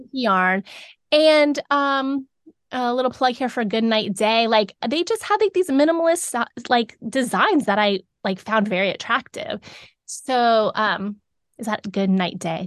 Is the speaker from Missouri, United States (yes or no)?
no; South Florida, United States; moved away as an adult; now in Davidson, United States; we grew up in South Florida